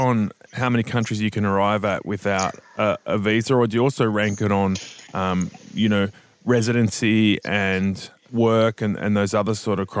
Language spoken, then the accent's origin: English; Australia